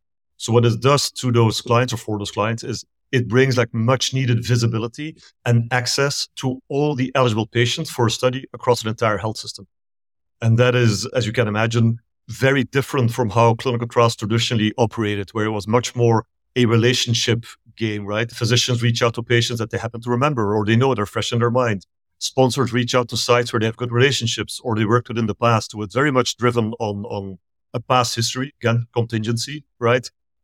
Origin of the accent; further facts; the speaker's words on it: Belgium; moved away as an adult; also born or lived in Asia / Middle East; now in Pasadena, United States; I'm originally from Belgium in Europe, and I moved here close to 20 years ago. So it's been a long time, but I lived in Asia and the Middle East before. So I kept moving east until I found myself on the west coast of the US.